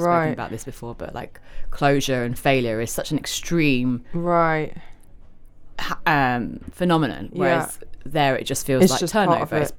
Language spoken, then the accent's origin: English; Covent Garden, London, United Kingdom; Yeah, so I grew up in in Covent Garden, but I have to say I did also move a lot.